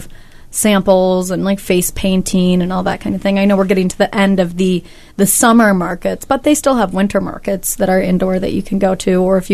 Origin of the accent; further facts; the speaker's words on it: California, United States; growing up in California